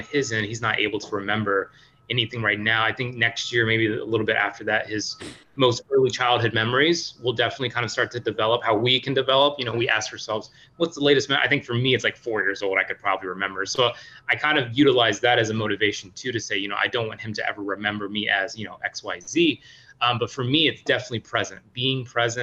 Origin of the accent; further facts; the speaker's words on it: Missouri, United States; now in Brockton, Massachusetts, United States; I grew up in a small town in Missouri, I grew up in Midwest.